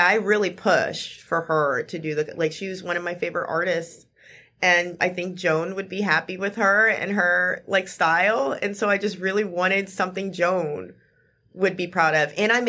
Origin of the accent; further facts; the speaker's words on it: Memphis, Tennessee, United States; I'm from North Memphis